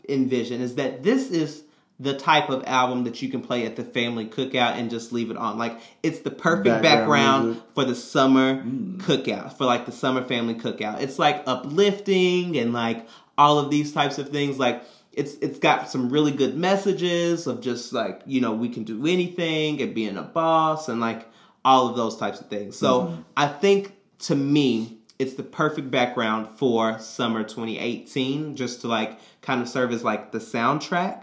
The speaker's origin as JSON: {"language": "English", "region": "Kentucky", "country": "United States", "said": "I'm from Kentucky"}